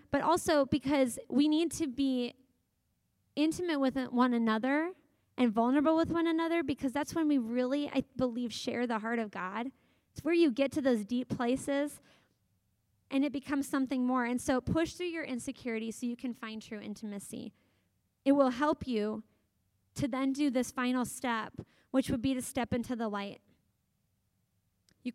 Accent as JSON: {"language": "English", "town": "Kansas City", "region": "Missouri", "country": "United States", "tie": "born or raised there", "moved": "yes", "said": "I grew up in Kansas City"}